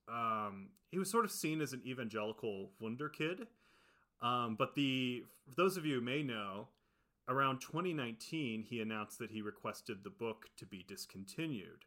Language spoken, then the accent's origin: English; Ohio, United States; now in California, United States; We're both from Ohio